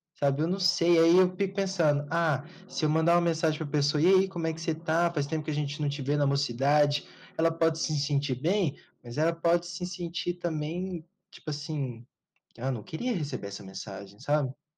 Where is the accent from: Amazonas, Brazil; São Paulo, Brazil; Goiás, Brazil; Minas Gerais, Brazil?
Goiás, Brazil; Goiânia; tanto eu quanto o Diego, nós, a gente é daqui de Goiânia